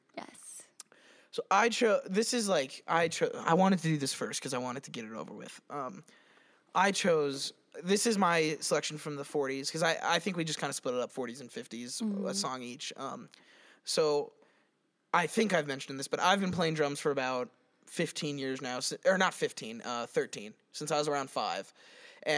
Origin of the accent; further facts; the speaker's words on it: Colorado, United States; we're from Colorado